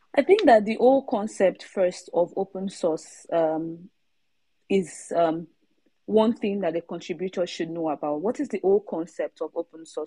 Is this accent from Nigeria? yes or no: yes; Nigeria; now in Sweden; I'm a Nigerian, um, but not based in Nigeria at the moment. Uh, I'm based in Sweden.